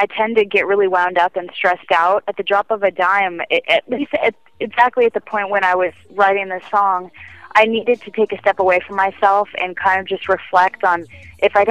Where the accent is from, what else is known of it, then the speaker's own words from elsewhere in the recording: San Diego, California, United States; moved away; my hometown of San Diego